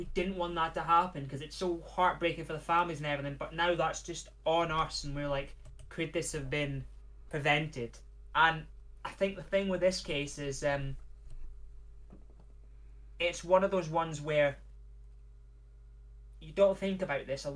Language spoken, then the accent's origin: English; Scotland, United Kingdom; We get it all the time being Scottish